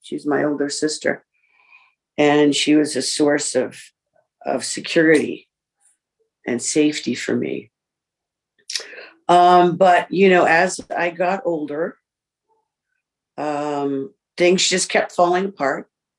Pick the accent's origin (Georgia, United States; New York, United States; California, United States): New York, United States; born there; I was born in New York, both parents, alcoholics, of four siblings.